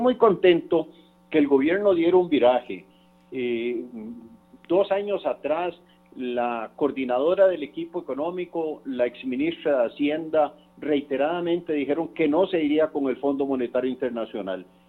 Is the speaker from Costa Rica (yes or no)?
yes; Costa Rica; Yo como costarricense